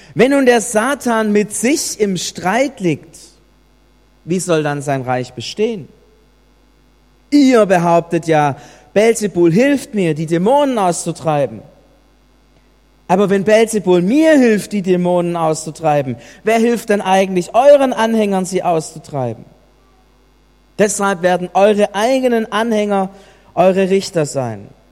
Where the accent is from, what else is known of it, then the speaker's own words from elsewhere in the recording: Germany; Es hat uns getroffen als Deutsche